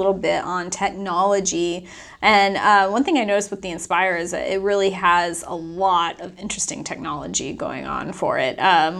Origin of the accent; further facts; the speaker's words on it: United States; as an American Buick fan